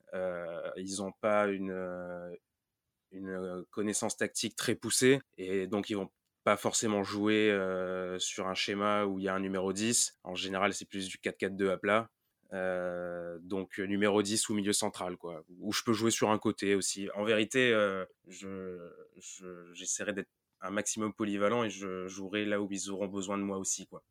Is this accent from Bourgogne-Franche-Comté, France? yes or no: no; Marseille, Provence-Alpes-Côte d'Azur, France; je viens de Marseille